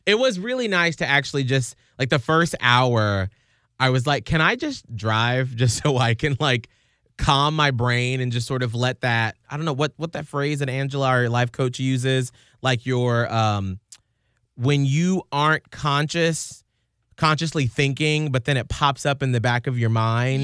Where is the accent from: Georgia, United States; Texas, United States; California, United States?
Georgia, United States; Atlanta; now in Saint Petersburg, United States; I'm from Atlanta